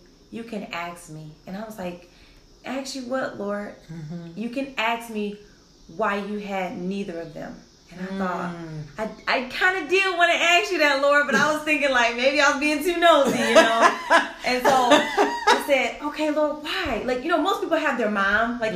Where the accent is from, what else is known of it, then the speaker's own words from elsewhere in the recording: Detroit, Michigan, United States; That was the culture growing up in Detroit at that time.